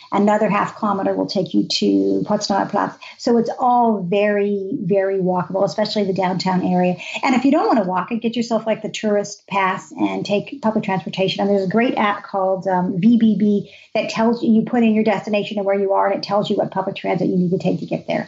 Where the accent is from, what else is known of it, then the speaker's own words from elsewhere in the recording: United States; also born or lived in Berlin; we're Americans